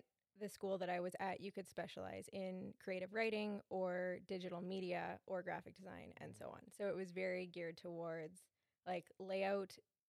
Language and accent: English; Thunder Bay, Ontario, Canada; I'm originally from Thunder Bay. I moved away to go to school for design, mm-hmm. And then came back and started working.